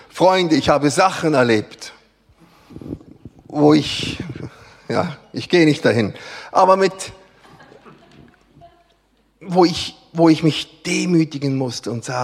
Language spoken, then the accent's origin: German; Switzerland; Gott sei Dank sind wir Schweizer nicht die Einzigen, die Gott repräsentieren.